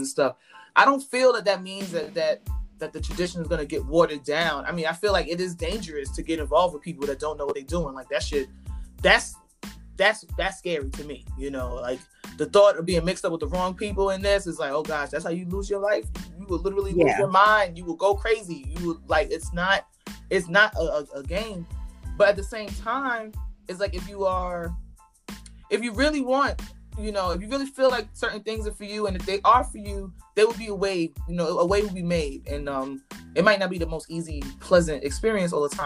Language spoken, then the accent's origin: English; New York, United States; I went to school in Spanish Harlem my whole life. So I grew up around Santeria